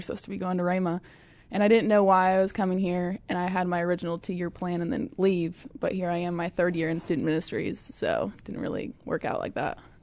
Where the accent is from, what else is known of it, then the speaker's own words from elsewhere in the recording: Fairbury, Illinois, United States; moved away as an adult; now in Oklahoma, United States; I'm originally from Fairbury, Illinois